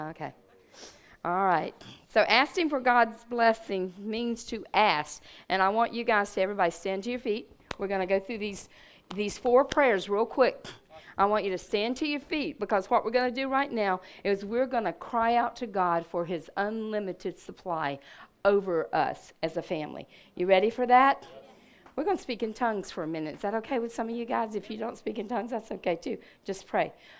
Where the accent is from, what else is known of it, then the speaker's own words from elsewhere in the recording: Red Bank, United States; I was from Red Bank